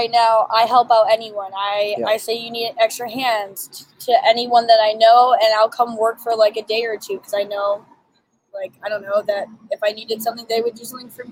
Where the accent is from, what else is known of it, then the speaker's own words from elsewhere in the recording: Waterford, Michigan, United States; now in Detroit, United States; I grew up in Waterford